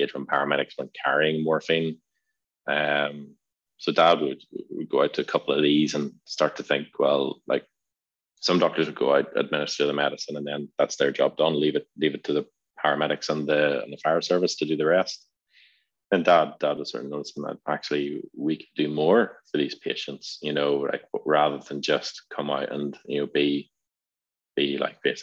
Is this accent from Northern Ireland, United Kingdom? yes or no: yes; Northern Ireland, United Kingdom; moved away as an adult; also born or lived in Worcester / London; born and bred in Northern Ireland in the late 80s